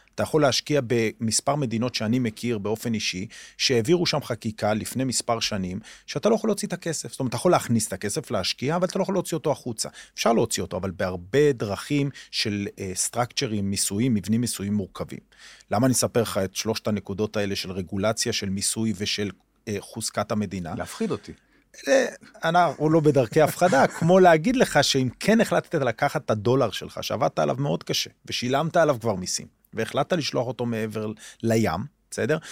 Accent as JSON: {"language": "Hebrew", "town": "Omer", "region": "Southern District", "country": "Israel", "tie": "born or raised there", "said": "אני גדלתי בעומר, בילדותי"}